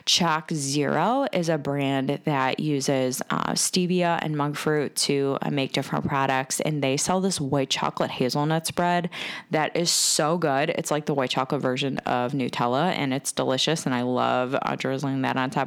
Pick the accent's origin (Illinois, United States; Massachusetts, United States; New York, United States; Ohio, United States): Ohio, United States; Cleveland; I am from Cleveland, Ohio, and I am a woman entrepreneur